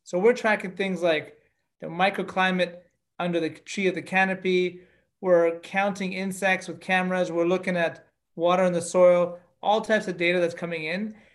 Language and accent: English; Canada; I'm Canadian, and uh, I grew up on farms uh, throughout my childhood